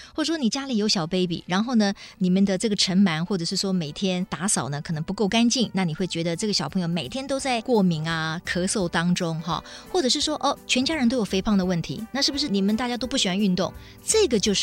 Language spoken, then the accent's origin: Chinese; Taiwan; 在台湾可能影响当地我们台湾人最多、最广泛的一些原因了